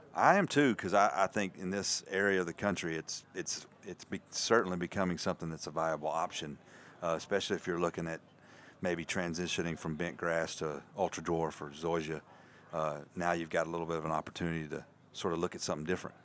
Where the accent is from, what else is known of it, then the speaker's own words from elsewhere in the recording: Birmingham, Alabama, United States; I was born in Birmingham